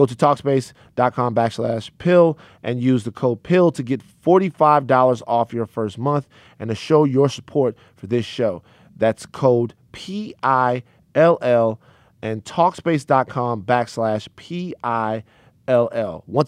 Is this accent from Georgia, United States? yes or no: no; Baton Rouge, Louisiana, United States; I'm not one. People might. I'm from South Baton Rouge.